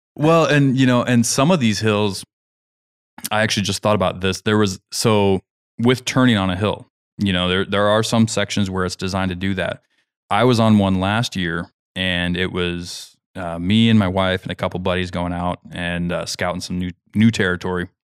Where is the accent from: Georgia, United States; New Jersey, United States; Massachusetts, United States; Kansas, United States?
Kansas, United States; moved away; I'm from Kansas.